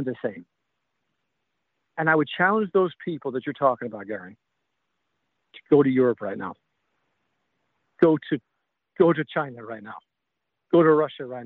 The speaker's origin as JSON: {"language": "English", "country": "Ireland", "tie": "born or raised there", "also_born_or_lived": "Missouri", "moved": "yes", "lives_now": "South Carolina, United States", "said": "growing up in Ireland and all the struggles"}